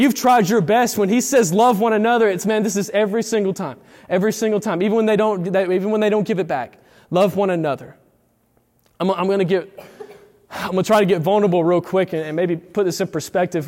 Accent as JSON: {"language": "English", "town": "Eufaula", "country": "United States", "tie": "born or raised there", "moved": "as an adult"}